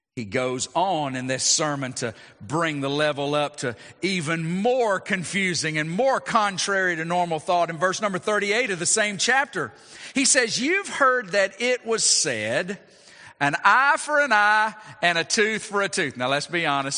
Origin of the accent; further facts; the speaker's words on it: United States; as American citizens